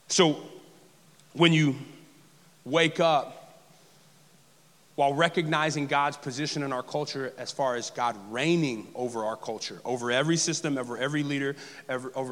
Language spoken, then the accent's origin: English; Texas, United States; moved away; also born or lived in New Orleans area / Los Angeles / South Alabama; As a brown male growing up in the South, in the deep South, as deep as Dallas-Fort Worth